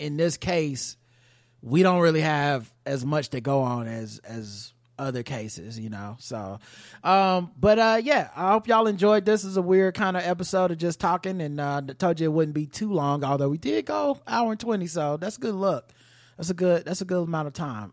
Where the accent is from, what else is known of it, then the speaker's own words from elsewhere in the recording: the South, United States; I'm from the South